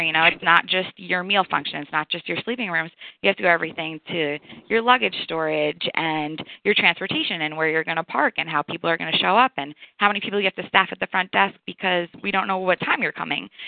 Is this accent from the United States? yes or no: yes; New York, United States; moved away as an adult; now in Atlanta, United States; I am from New York.